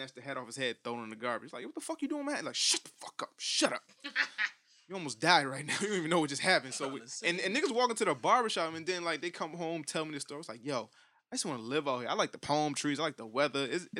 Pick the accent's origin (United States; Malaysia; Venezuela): United States; Connecticut; When I went out there, I was 13 years old, and I told this chick I'm from Connecticut.